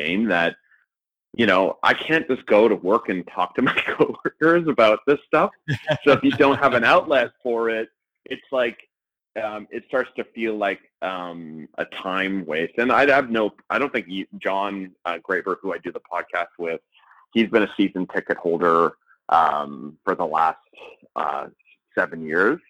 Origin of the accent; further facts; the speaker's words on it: Winnipeg, Manitoba, Canada; now in Toronto, Canada; when I grew up in Winnipeg